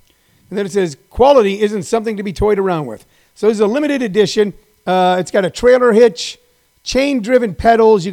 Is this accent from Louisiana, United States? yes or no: no; Missouri, United States; In my neighborhood where I grew up in Hal Springs, Missouri